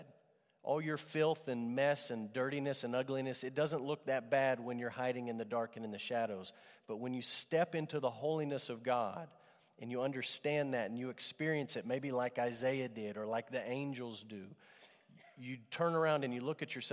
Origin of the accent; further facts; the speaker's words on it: Amarillo, Texas, United States; growing up in Amarillo Trinity Baptist Church